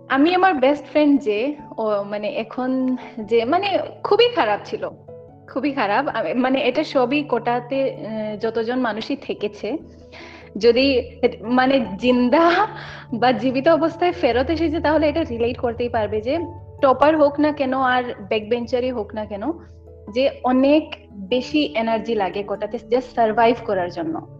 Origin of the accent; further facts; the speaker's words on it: Assam, India; Bangla is a second language; basically আসামে থাকি আমি কলকাতার না কিন্তু বেঙ্গলি ল্যাঙ্গুয়েজটা স্কুলে থেকে থেকে পড়ে কথা বলে এরকম শেখা হয়